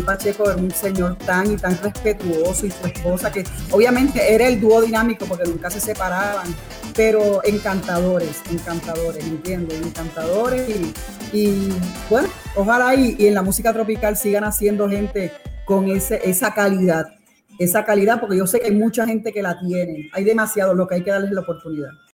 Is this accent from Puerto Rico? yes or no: yes; Puerto Rico